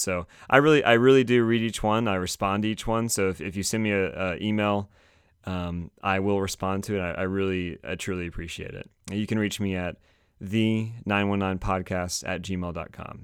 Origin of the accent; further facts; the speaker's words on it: Raleigh, North Carolina, United States; I'm from Raleigh